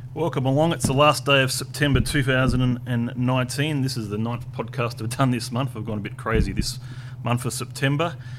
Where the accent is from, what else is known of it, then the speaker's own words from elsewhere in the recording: Tasmania, Australia; moved away; I came from Tasmania, uh, so in Tasmania, I think um, wasn't that many people that lived there